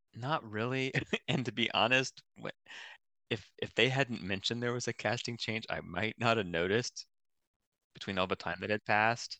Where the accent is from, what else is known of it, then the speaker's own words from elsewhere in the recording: Columbus, Ohio, United States; I'm from Columbus, Ohio, and I work for Ohio State